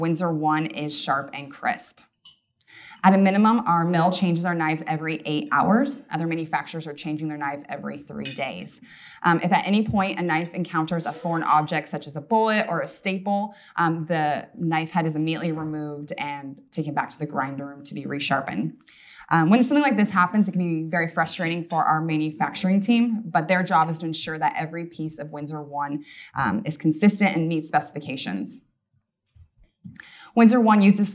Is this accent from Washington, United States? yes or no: yes; Issaquah, Washington, United States; also born or lived in Black Diamond, Washington; I grew up in Issaquah, Washington